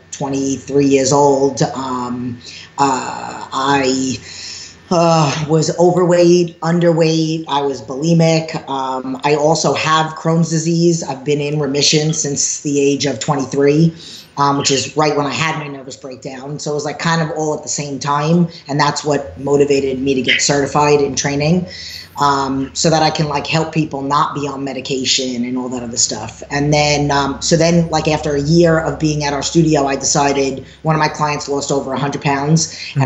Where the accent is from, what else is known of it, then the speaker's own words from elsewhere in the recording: New York, United States; accent: New York; moved away as an adult; now in California, United States; I started training back in 2001 at Bally's in New York, hence my New York accent.